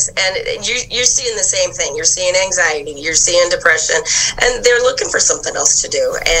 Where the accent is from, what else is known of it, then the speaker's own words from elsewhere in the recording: Estherville, Iowa, United States; moved away as an adult; I'm originally from Esterville, and now I've lived here for the last 15 years.